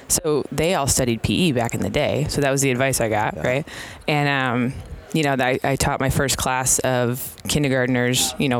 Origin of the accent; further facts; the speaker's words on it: Western Massachusetts, United States; moved away as an adult; also born or lived in Kansas / Florida; Yeah, I went to Springfield College. I'm from Western Mass.